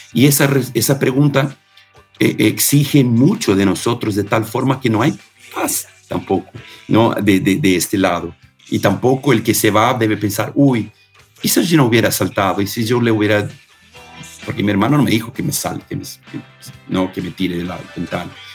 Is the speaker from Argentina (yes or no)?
yes; Argentina; moved away; also born or lived in Bebedouro, Brazil; Yo cuando era chiquito en, Argentina, en el Don Bosco, estudiaba en el Don Bosco